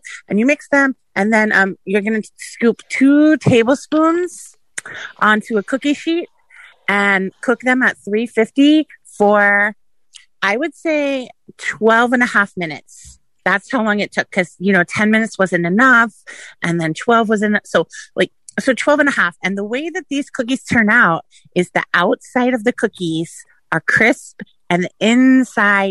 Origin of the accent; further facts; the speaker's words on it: San Francisco, California, United States; now in Kissimmee, United States; I'm from San Francisco, but I live in Kissimmee